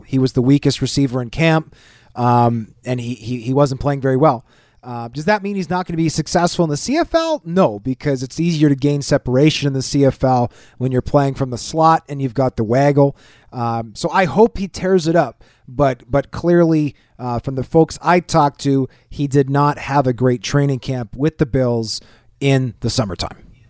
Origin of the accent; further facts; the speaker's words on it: Winnipeg, Manitoba, Canada; I grew up in Winnipeg